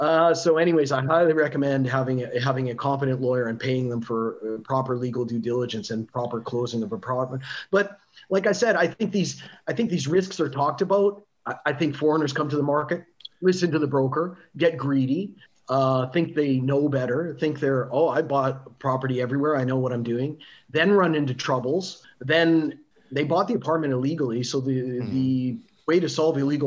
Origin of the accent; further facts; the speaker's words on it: Canada; also born or lived in Montenegro; now in Kiev, Ukraine; maybe I'm Canadian